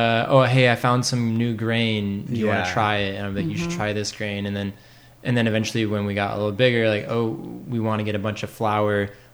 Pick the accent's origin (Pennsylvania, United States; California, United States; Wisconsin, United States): California, United States; Sebastopol; moved away as an adult; now in San Luis Obispo, United States; I grew up in Sebastopol, California.